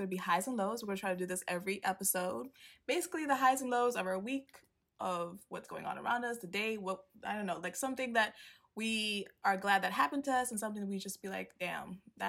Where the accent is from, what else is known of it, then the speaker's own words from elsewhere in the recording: Tanzania; as I said before. I'm 21. I'm from Tanzania, plus 255.